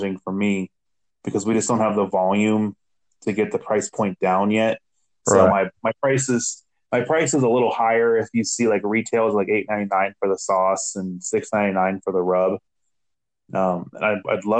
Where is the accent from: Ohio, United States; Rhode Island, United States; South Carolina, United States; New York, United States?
Ohio, United States; Cincinnati; moved away as an adult; now in Cleveland, United States; I'm from Cincinnati